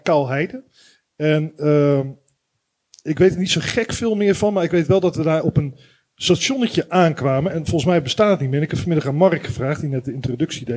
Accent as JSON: {"language": "Dutch", "town": "Rotterdam", "region": "South Holland", "country": "Netherlands", "said": "Ik kom uit Rotterdam, uit het westen van het land"}